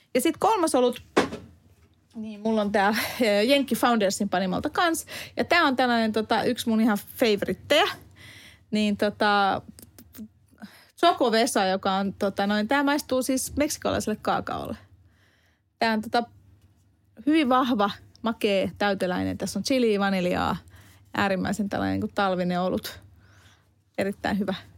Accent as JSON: {"language": "Finnish", "country": "Hungary", "moved": "yes", "lives_now": "Finland", "said": "mä oon Unkarista kotoisia"}